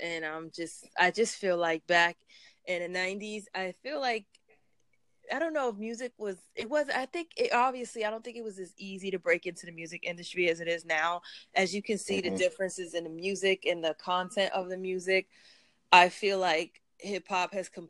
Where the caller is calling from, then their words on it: New York, United States; I'm calling in from New York.